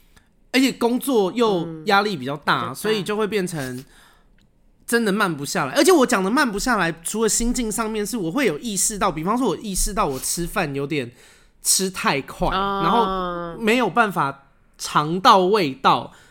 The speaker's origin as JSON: {"language": "Chinese", "region": "Taipei", "country": "Taiwan", "tie": "born or raised there", "also_born_or_lived": "Taichung", "said": "我算是土生土长的台北人，我在新店出生，嗯，然后从小就是我有住过台中两年，嗯，但是其他我现在二十九岁嘛，台中两年，所以另外二七年都在台北，"}